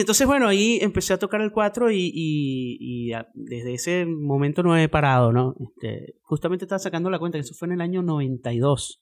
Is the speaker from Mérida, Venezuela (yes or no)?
yes; Mérida, Venezuela; now in Miami, United States; Mérida es la ciudad donde yo nací, en, en Venezuela, entonces, en la parte andina de Venezuela